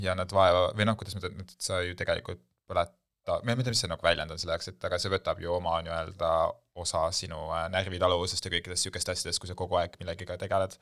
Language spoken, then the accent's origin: Estonian; Estonia; moved away as an adult; also born or lived in United States; mina tulin PH-st äh, viit aastat välismaal elades tagasi kesklinna